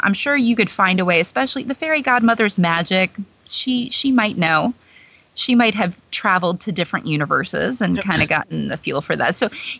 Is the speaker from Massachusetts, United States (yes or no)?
no; Georgia, United States; I'm from Georgia.